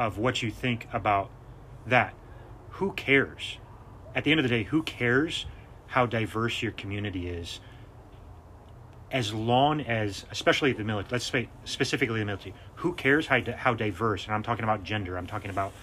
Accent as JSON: {"language": "English", "country": "United States", "said": "speaking as an American"}